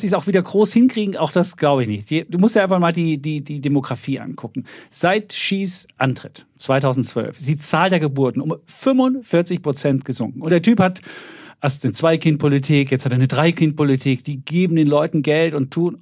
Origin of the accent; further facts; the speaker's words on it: East Germany, Germany; habe das zweite Mal Begrüßungsgeld mehr als Ossi geholt